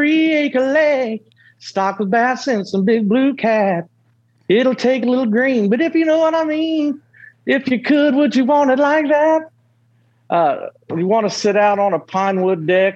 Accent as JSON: {"language": "English", "region": "Ohio", "country": "United States", "tie": "born or raised there", "moved": "yes", "lives_now": "Tennessee, United States", "said": "growing up in Ohio used to be the little quiet spot"}